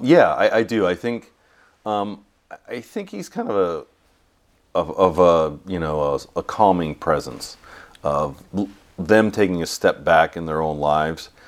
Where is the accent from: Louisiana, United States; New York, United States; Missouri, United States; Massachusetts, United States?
New York, United States; moved away as an adult; also born or lived in California; I grew up in New York. I went to school in California